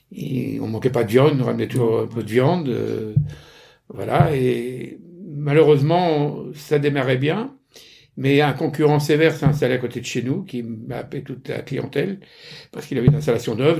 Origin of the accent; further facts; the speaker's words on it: Normandy, France; je suis normand, euh, j'ai fait mes études euh, en Normandie, pont de Mer, Bernay